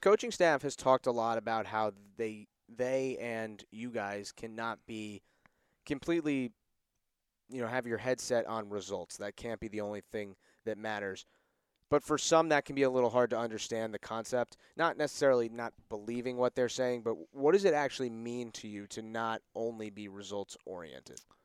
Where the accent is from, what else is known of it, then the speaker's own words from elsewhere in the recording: Connecticut, United States; I'm from Connecticut, so New England